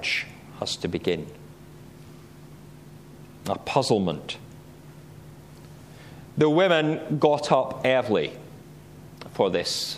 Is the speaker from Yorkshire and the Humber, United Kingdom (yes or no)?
no; Scottish Borders, Scotland, United Kingdom; Where I grew up in the Scottish Borders, we had a dye works that used to dye wool.